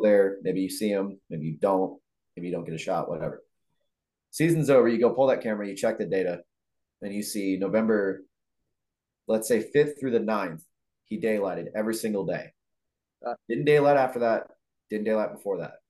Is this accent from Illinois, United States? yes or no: yes; Illinois, United States; I'm from Illinois